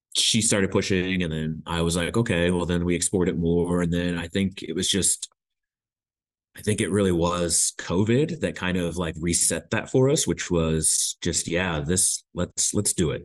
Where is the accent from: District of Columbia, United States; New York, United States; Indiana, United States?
Indiana, United States; Indianapolis; moved away as an adult; now in Hamilton, New Zealand; we are from Indiana, Indianapolis specifically.